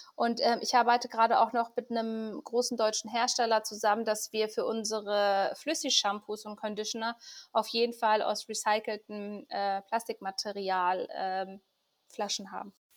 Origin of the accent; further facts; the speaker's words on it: Iran; als gebürtige Iranerin